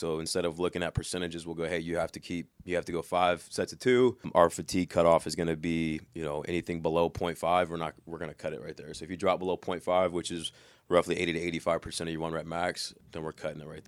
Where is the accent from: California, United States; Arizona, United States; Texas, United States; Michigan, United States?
California, United States; Corona; now in Cincinnati, United States; I'm from Corona, California. Grew up playing football